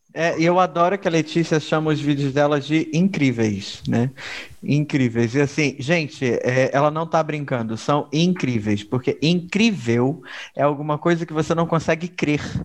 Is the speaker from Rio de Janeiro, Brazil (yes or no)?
yes; Duque de Caxias, Rio de Janeiro, Brazil; eu cresci na Baixada Fluminense do Rio de Janeiro. E aí, o que acontece é, eu cresci em Caxias